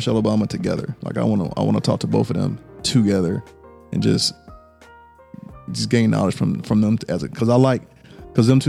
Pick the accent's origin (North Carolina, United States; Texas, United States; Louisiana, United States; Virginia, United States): Louisiana, United States; I'm from Louisiana